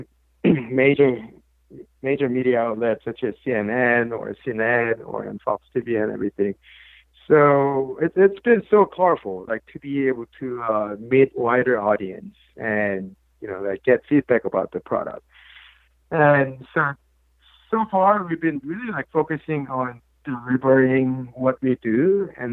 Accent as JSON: {"language": "English", "country": "South Korea", "tie": "born or raised there", "moved": "as an adult", "said": "growing up in South Korea in the early 80s"}